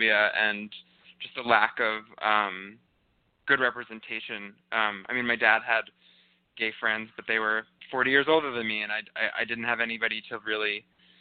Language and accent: English; Northampton, Massachusetts, United States; I'm actually from Northampton, Massachusetts, which is affectionately called Lesbianville.